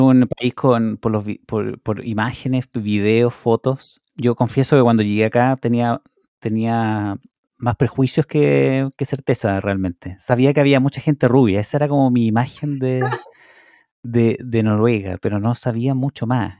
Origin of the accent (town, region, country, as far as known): Chile; moved away as an adult; now in Norway